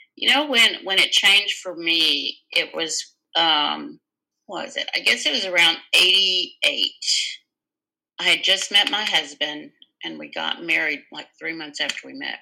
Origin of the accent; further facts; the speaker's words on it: Dallas, Texas, United States; born and raised right here.